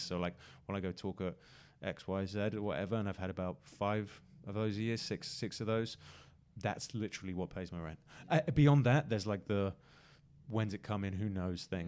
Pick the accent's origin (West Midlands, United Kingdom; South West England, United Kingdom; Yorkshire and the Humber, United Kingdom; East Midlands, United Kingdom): South West England, United Kingdom; Exeter; now in London, United Kingdom; my hometown in Exeter and Devon